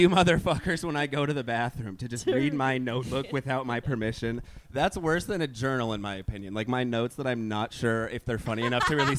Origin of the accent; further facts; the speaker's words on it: Bend, Oregon, United States; moved away; I'm from Bent.